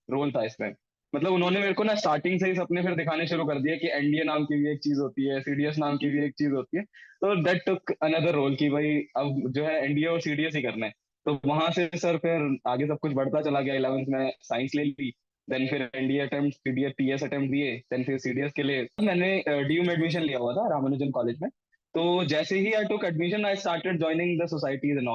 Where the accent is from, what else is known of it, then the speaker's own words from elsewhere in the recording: Ranikhet, Uttarakhand, India; मैं ना रानीखेत से बिलोंग करता हूँ तो रानीखेत में कुमाऊं रेजिमेंटल सेंटर है